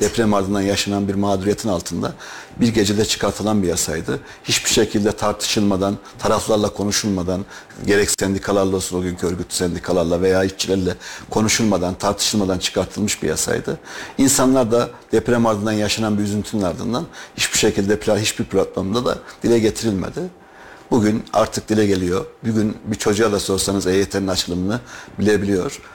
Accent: Kayseri, Kayseri Province, Turkey; Ben Kayseri doğumluyum

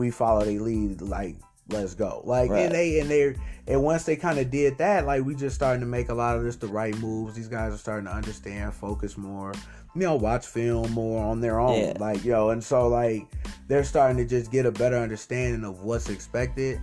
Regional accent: Waukegan, Illinois, United States; I'm from Waukegan

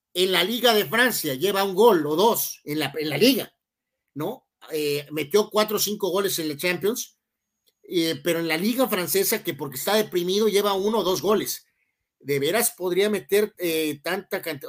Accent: Mexico

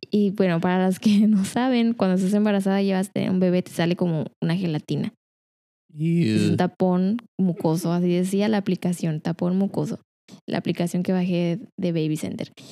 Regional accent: Culiacán, Sinaloa, Mexico; also born or lived in La Paz; nací en Culiacán, estuve siete años ahí y ahí estuvimos, yo creo que me tocó a mí en, una casa y luego después en La Paz estuvimos como en cinco casas y luego después me vine para acá

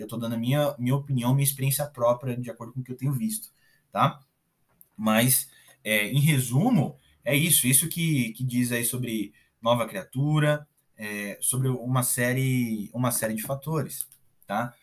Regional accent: Brazil; Eu sou brasileiro

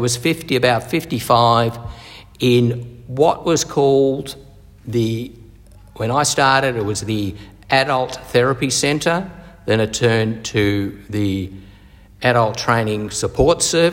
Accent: Hampton, Victoria, Australia; also born or lived in Scotland / South Africa / New Zealand; Came to Australia in 1968 and grew up in Hampton, went to Hampton Primary, Hampton High School

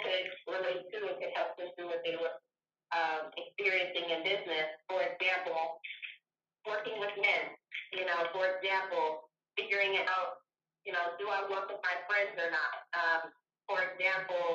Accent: Louisiana, United States; I'm originally from Louisiana.

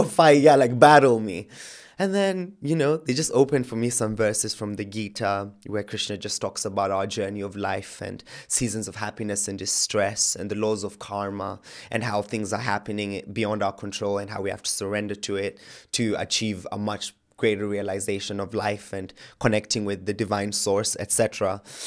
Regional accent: Kenya; moved away as an adult; now in England; I was born and raised in Kenya, lived my life there.

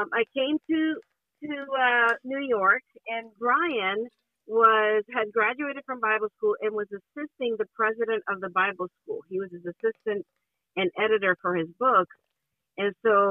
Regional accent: Honduras; English is a second language; moved away as an adult; I'm originally from Honduras in Central America, and I was studying architecture, minding my own business in Honduras

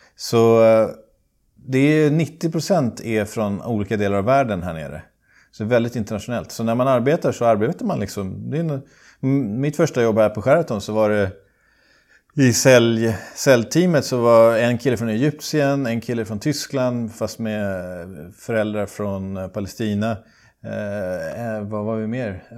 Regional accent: Sweden; now in Dubai, United Arab Emirates; jag har vuxit upp i skärgården

